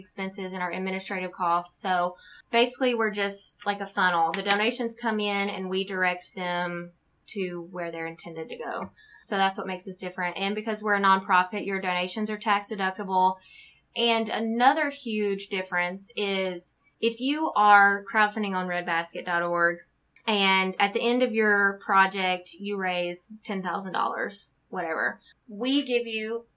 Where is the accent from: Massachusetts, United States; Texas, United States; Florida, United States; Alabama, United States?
Alabama, United States; moved away as an adult; now in Omaha, United States; we're originally from Alabama